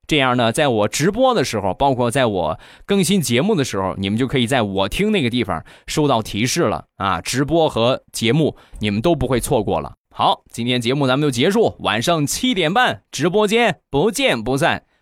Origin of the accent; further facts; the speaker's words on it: Rizhao, Shandong, China; 我们家乡的特产，日照绿茶